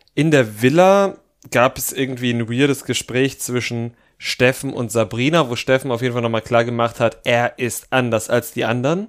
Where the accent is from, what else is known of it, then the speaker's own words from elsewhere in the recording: Thuringia, Germany; moved away; aus meiner Jugend in Thüringen.